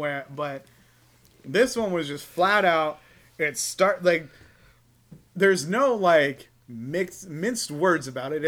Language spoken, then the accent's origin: English; Spring Valley, United States; Being a white dude growing up in Spring Valley, it's like you're white, but you've seen some shit.